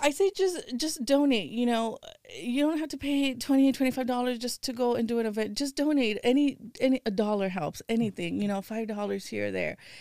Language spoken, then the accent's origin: English; Houston, Texas, United States; moved away as an adult; now in California, United States; I was born and raised in Houston, and I've been out here in California for seventeen years